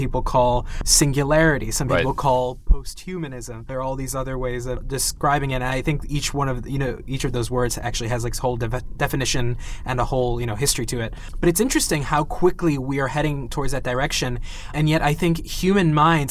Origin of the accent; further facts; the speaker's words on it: New York, United States; I'm from New York